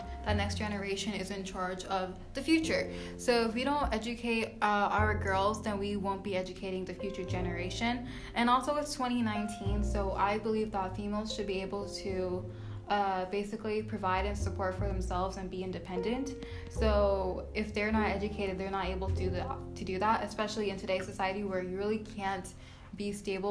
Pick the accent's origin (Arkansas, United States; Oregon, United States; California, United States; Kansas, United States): California, United States; I was born here in California